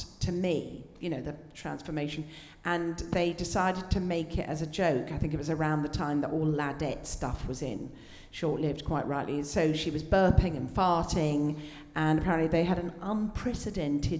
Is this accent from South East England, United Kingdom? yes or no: no; Scotland, United Kingdom; accent: posh Scot; moved away; as a Scot, but as you can tell, a posh Scot